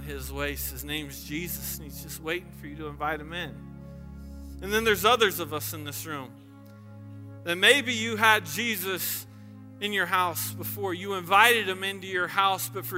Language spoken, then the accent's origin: English; the South, United States; I grew up in the South